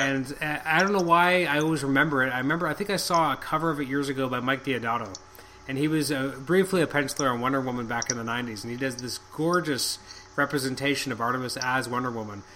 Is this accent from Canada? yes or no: yes; Canada; I'm extremely Canadian